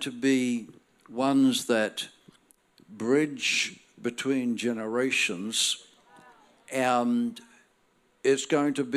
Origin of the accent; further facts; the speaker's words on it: Northern Ireland, United Kingdom; now in Australia; I'm born in Northern Ireland. That makes me Irish.